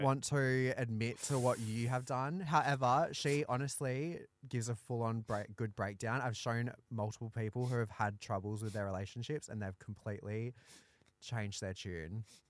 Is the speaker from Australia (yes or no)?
yes; Australia; I'm a Aussie battler